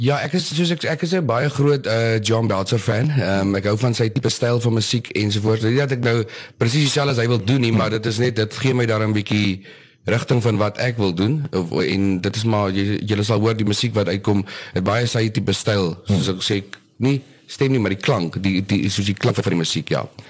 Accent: Oudtshoorn, Western Cape, South Africa; also born or lived in Port Elizabeth; now in George, South Africa; ek is maar gebore in PE, eh, groot geword in Oudtshoorn en nou so 13 jaar in George.

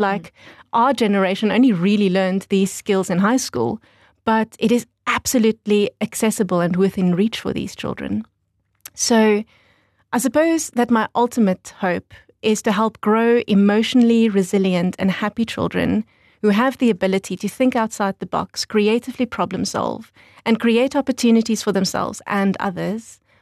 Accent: Windhoek, Khomas, Namibia; also born or lived in New Zealand; I grew up in Windhoek

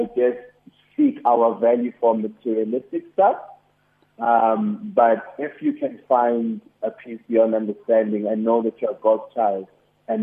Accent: Durban, KwaZulu-Natal, South Africa; now in Johannesburg, South Africa; I grew up in Durban. I grew up in Durban.

